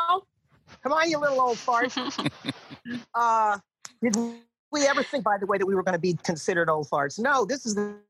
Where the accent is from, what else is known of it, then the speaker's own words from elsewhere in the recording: Long Island, New York, United States; I grew up in Long Island